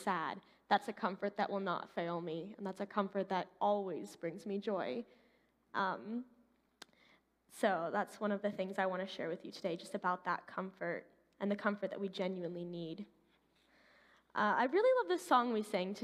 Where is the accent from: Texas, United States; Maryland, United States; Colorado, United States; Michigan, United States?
Colorado, United States; My parents are Canadian. I grew up in Colorado